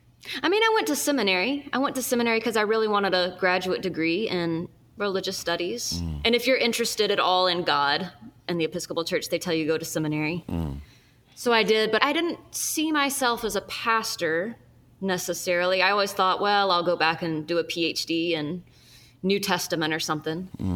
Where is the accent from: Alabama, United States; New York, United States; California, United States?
Alabama, United States; Birmingham; also born or lived in Fayette, Alabama; I'm an Episcopal priest. I actually grew up in Birmingham, just down the road from where my church plant, the Abbey, is located. I am Japanese American, which is pretty unusual in Birmingham, Alabama.